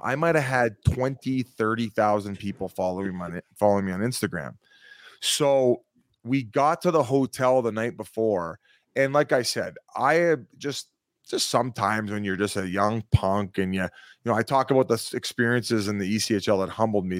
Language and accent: English; Welland, Ontario, Canada; I'm from Welland, Ontario